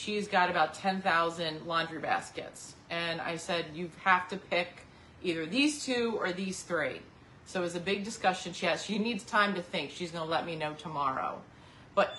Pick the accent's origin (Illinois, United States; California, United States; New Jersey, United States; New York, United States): New Jersey, United States; I'm from, well, we grew up in South Jersey